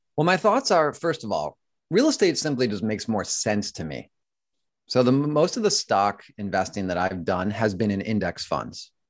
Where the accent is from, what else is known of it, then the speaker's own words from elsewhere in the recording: Buffalo, New York, United States; moved away as an adult; I grew up in Buffalo, New York, and then moved to New York, New York